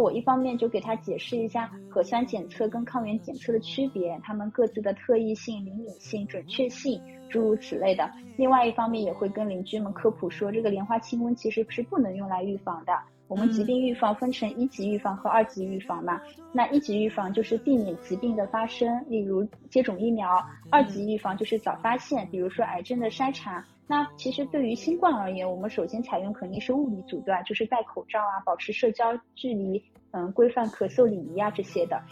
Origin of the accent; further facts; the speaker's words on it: Shanghai, China; 我们上海人有情调